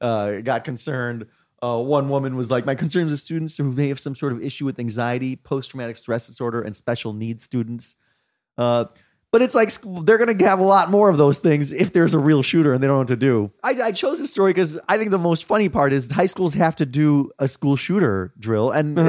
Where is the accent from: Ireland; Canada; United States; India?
India; I, as an Indian, of course, I'm very sensitive to ridiculous price gouging scenarios.